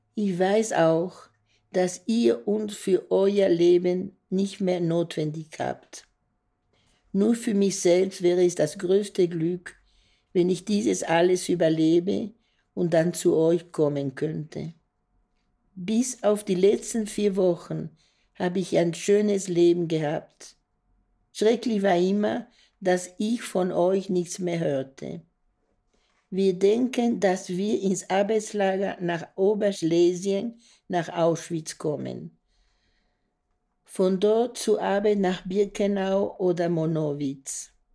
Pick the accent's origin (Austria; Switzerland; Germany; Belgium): Belgium; Brussels, Brussels-Capital Region; Ich bin 28. Äh, April 1942 geboren in Brüssel